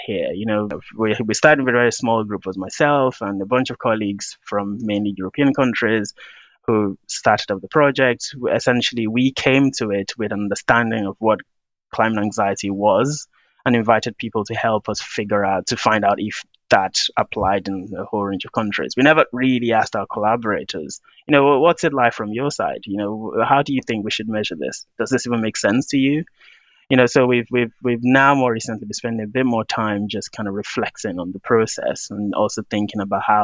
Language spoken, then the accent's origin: English; Nigeria; I'm from Nigeria and I've had that African experience